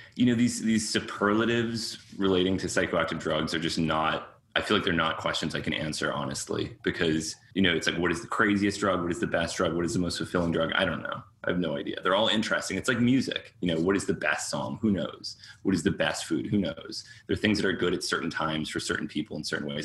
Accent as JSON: {"language": "English", "town": "Cambridge", "region": "Massachusetts", "country": "United States", "tie": "born or raised there", "also_born_or_lived": "New York"}